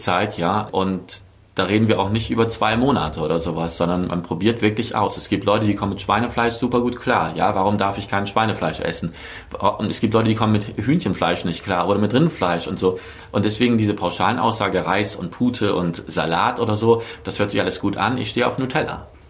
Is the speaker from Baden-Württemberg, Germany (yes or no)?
no; Bremerhaven, Bremen, Germany; moved away as an adult; also born or lived in Berlin; now in Mainz, Germany; ursprünglich komme ich aus Bremerhaven